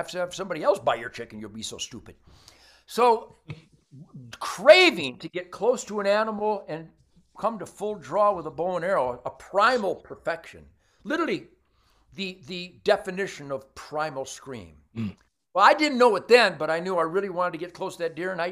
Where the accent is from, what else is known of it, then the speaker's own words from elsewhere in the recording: Detroit, Michigan, United States; I came from Detroit.